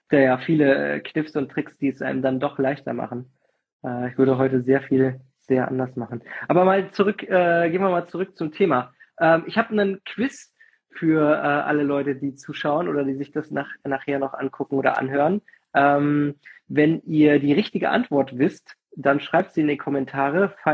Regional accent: Fulda, Hesse, Germany; ich bin ja bei Fulda groß geworden, sind wir immer, haben uns an die Milseburg fahren lassen. Das ist so in, in der Rhön.

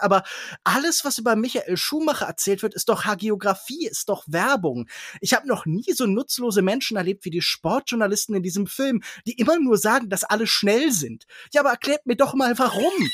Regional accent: Kerpen, North Rhine-Westphalia, Germany; moved away; also born or lived in Baden-Württemberg; ich habe in Kerpenbrüggen gewohnt, ich bin in Kerpen zur Schule gegangen

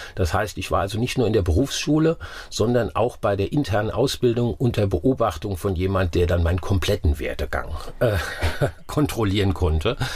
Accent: Wiesbaden, Hesse, Germany; moved away as an adult; also born or lived in Oppenheim; Ich bin in Wiesbaden groß geworden

